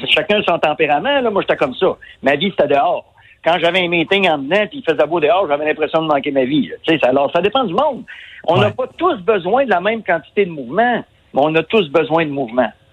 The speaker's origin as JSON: {"language": "French", "region": "Quebec", "country": "Canada", "said": "on est des Québécois"}